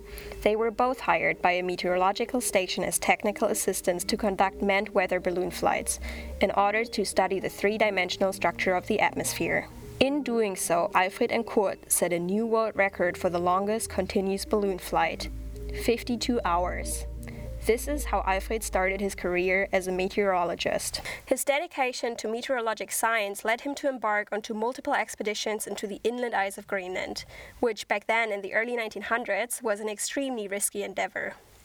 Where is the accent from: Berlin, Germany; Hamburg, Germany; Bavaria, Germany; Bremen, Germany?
Berlin, Germany; now in Australia; originally, I'm from Berlin, Germany.